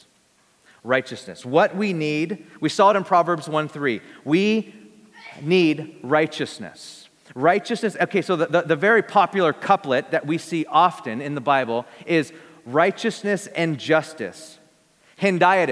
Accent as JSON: {"language": "English", "town": "Bakersfield", "region": "California", "country": "United States", "said": "I'm from Bakersfield, I'm a simple folk. You know, I just come from a simple place, Bakersfield, California"}